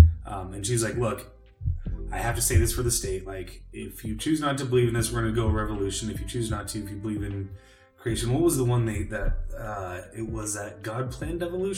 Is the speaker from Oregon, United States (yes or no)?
yes; Silverton, Oregon, United States; born or raised there; also born or lived in Chico, California